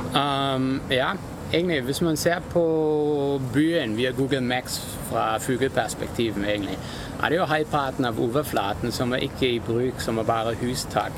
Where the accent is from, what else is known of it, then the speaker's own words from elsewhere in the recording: Germany; now in Norway; jeg kommer egentlig fra Tyskland